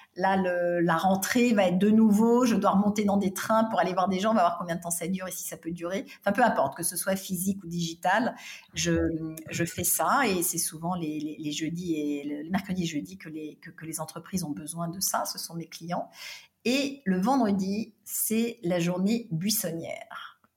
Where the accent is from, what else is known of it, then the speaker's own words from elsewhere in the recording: Paris, Île-de-France, France; also born or lived in California; j'ai grandi euh, en France et à Paris